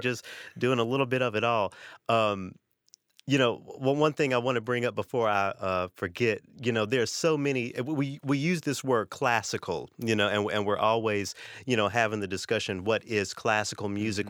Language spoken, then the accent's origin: English; Memphis, Tennessee, United States; now in Saint Paul, United States; I grew up in Memphis